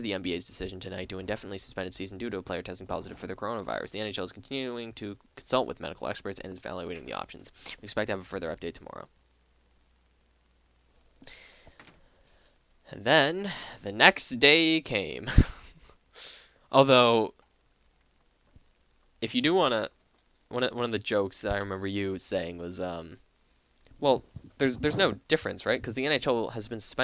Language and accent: English; Canada; I'm Canadian